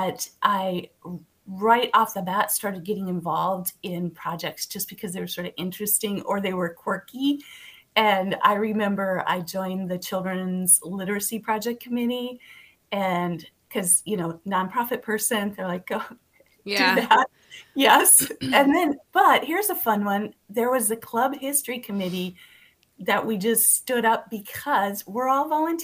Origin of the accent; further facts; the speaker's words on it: Montevideo, Minnesota, United States; also born or lived in the West (US) / St. Louis Park, Minnesota; now in Golden Valley, United States; I grew up in Montevideo, Minnesota. But I've lived in the West for the past 30 years